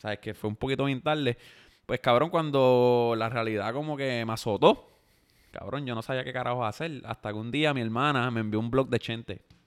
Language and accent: Spanish; Yauco, Puerto Rico; soy de Yauco, tengo 25 años